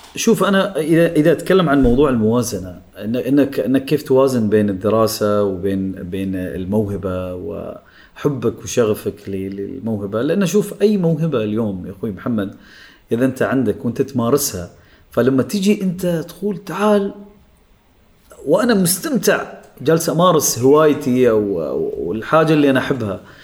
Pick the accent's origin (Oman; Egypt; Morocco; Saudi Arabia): Oman; من عمان انا الوحيد اللي كنت موجود